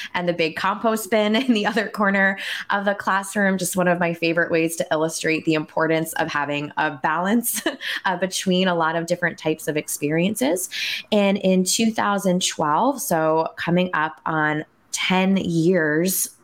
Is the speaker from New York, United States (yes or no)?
yes; outside of New York City, United States; I grew up outside of New York City